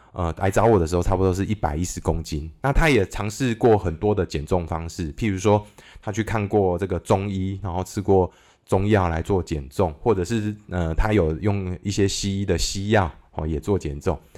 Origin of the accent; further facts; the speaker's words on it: Kaohsiung, Taiwan; also born or lived in Taipei; 我是高雄出生的小孩嘛，然后后来 那个，呃，家里有一些状况之后，我父母离， 离婚之后，我就到搬到台北去住了。那我的国小是在台北长大的。那我爸爸本身也是高雄人。那我国小毕业之后，他又帮我搬回这个高雄住。所以我的国中、高中也都是在高雄度过